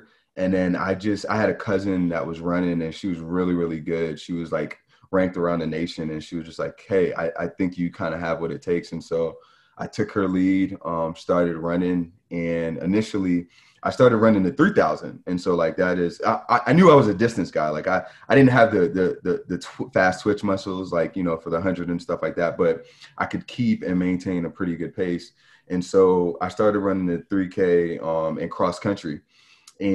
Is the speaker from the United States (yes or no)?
yes; Charlotte, North Carolina, United States; also born or lived in New York; So I'm actually originally from New York, but I did grow up in Charlotte.